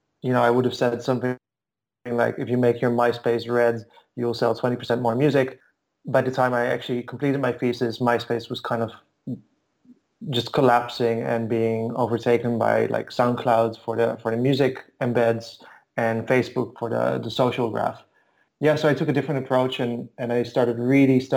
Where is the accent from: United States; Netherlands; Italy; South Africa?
Netherlands; also born or lived in Bulgaria / Istanbul / Moscow; now in Berlin, Germany; I've moved around a bit. I'm from Holland.